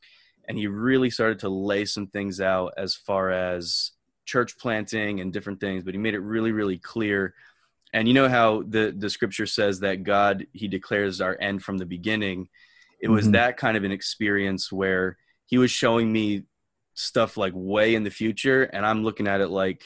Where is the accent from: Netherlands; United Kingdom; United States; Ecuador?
United States; New Jersey; also born or lived in Mexico; now in North Carolina, United States; I'm from New Jersey originally